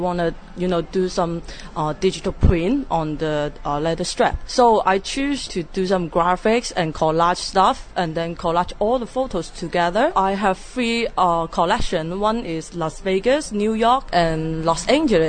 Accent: Hong Kong; I'm a photographer from Hong Kong

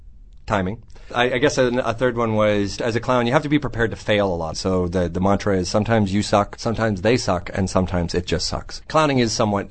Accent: Montreal, Quebec, Canada; I'm from Montreal, Canada

